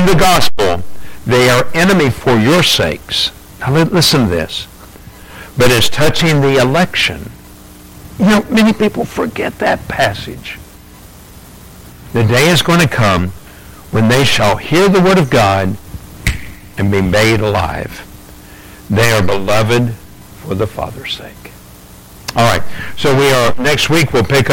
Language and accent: English; England, United Kingdom; I'm English